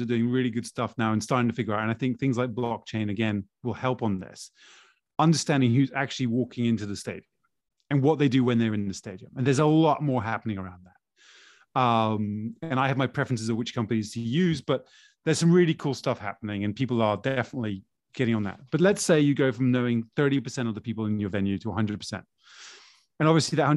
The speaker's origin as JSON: {"language": "English", "country": "Brazil", "tie": "born or raised there", "said": "Growing up in Brazil, as a Flamengo fan, a Flamenguista"}